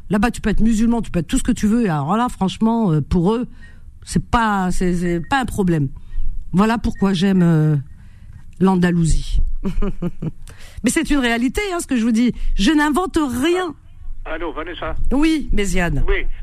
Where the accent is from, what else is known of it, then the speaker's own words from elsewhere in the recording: Algeria; même si c'est mon pays d'origine, il y a des choses qui me plaisent et puis d'autres pas. C'est pour ça que, voilà, si vraiment tout était parfait, j'y serais complètement. Non, j'adore euh, l'Algérie